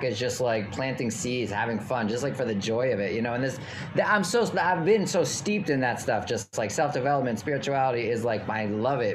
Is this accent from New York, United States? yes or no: yes; New York City, New York, United States; moved away as an adult; also born or lived in Redlands, California / Portland / Los Angeles; I grew up in New York City, so I'm back home